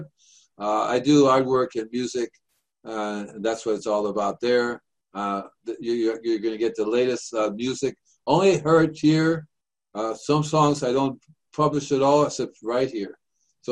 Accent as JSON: {"language": "English", "town": "New York City", "region": "New York", "country": "United States", "moved": "yes", "said": "I'm from New York myself. I'm a Manhattan boy."}